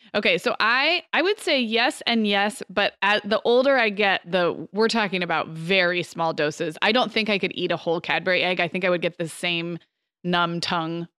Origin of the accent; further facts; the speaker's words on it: California, United States; now in Arizona, United States; growing up in California, living in Arizona